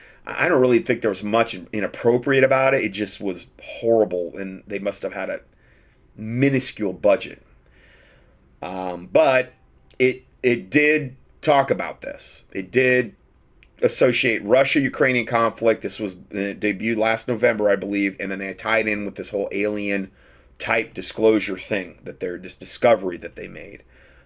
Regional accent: Romania; I am from Romania, and I'm more interested about this conflict than others who live more far away.

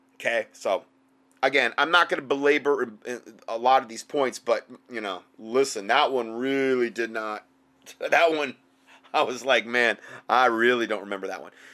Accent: Fort Myers, Florida, United States; moved away; my hometown back in uh, Fort Myers.

